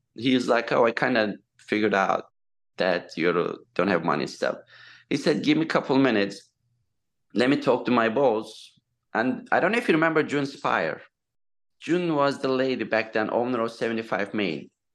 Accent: Turkey; English is a second language; moved away as an adult; also born or lived in Southampton, New York; now in United States; I'm from Turkey. So I came 2002

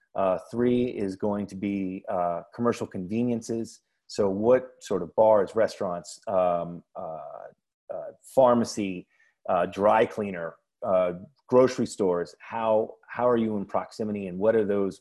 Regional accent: New York City, New York, United States; I live in Prospect Heights. I'm from Park Slope.

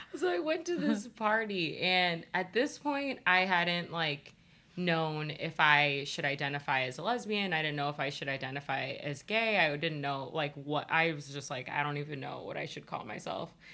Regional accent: Ohio, United States; I'm from Ohio

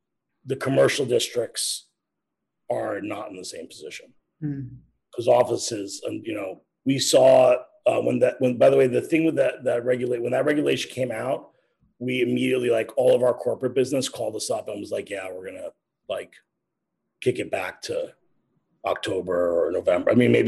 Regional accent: New York, United States; I mean, look, man, I mean, I grew up in New York, right? I mean, we saw, like, you know, of course the recent anniversary, blackout, like, and we saw all that.

